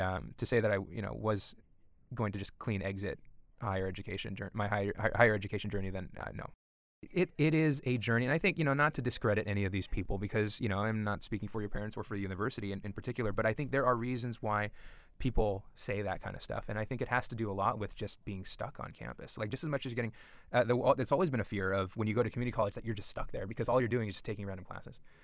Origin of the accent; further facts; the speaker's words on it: Southern California, United States; also born or lived in Los Angeles County / Orange County; growing up in Southern California, we, before we moved to Orange County in two thousand, we, you know, I was born in L A County